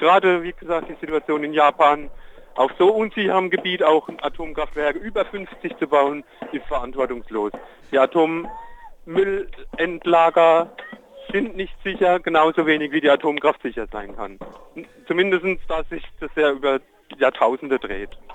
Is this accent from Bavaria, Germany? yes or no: no; Erfweiler, Rhineland-Palatinate, Germany; ich komme aus Erfweiler, aus dem Dahner Felsenland